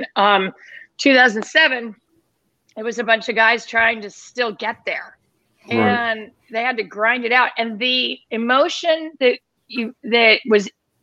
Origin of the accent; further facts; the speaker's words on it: Los Angeles, California, United States; moved away as an adult; also born or lived in Pocatello, Idaho / Washington, D.C.; now in Philadelphia, United States; I was working in Los Angeles for 2 years, which was my hometown